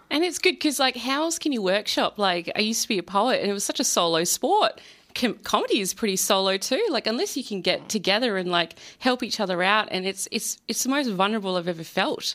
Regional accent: Perth, Western Australia, Australia; also born or lived in Melbourne; I'm, I'm from Perth. I used to live in Melbourne

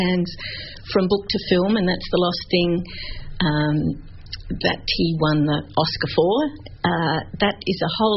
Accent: Australia; we're Australian

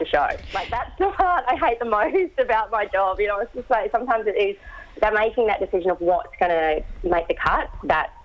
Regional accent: Great Barrier Reef, Queensland, Australia; I grew up on the Great Barrier Reef

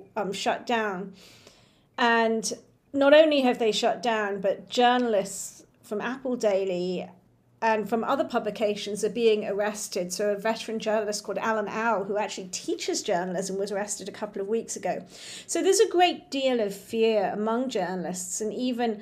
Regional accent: Hong Kong; my father's Chinese, my mother's English, and I grew up in Hong Kong

